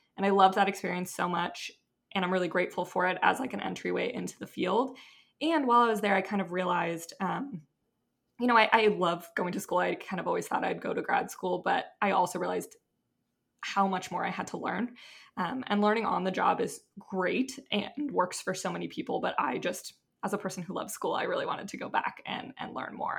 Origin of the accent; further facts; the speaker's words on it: Seattle, Washington, United States; moved away as an adult; also born or lived in Utah; I'm from Seattle, went to Utah for undergrad